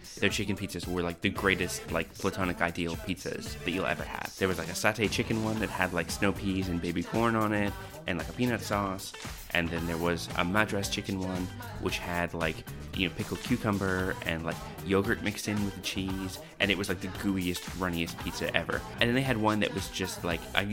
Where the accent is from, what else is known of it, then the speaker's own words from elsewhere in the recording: New Brunswick, Canada; now in Sydney, Australia; I grew up in New Brunswick, on the east coast of Canada